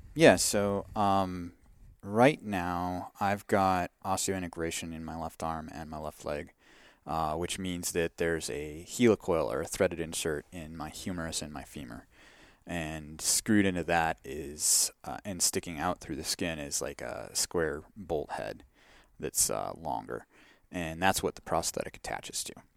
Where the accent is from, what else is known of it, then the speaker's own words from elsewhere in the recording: Wisconsin, United States; moved away as an adult; I grew up in Wisconsin where the cows outnumber the people